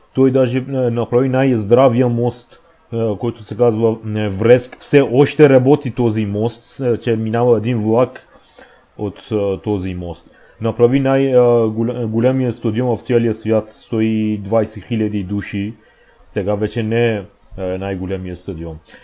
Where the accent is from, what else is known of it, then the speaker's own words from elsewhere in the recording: Iran; Bulgarian is a second language; moved away as an adult; now in Bulgaria; аз съм пораснал в Иран, ама искам да израснам в България